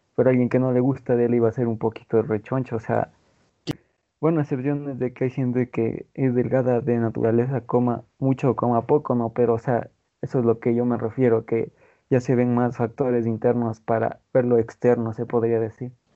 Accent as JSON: {"language": "Spanish", "country": "Ecuador", "said": "aquí en mi país, Ecuador"}